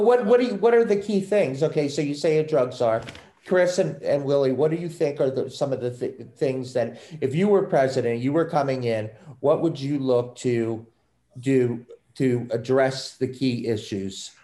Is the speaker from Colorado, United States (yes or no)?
no; Maryland, United States; now in Massachusetts, United States; I'm from Maryland, I moved up here